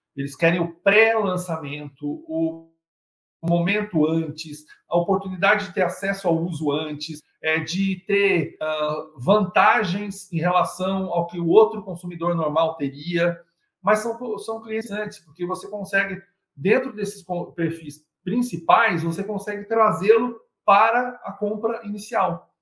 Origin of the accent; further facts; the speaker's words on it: Brazil; somos brasileiros